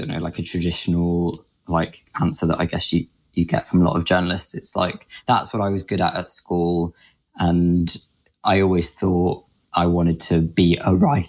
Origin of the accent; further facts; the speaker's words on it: Grimsby, Yorkshire and the Humber, United Kingdom; moved away as an adult; also born or lived in London; now in Tokyo, Japan; So I grew up in Grimsby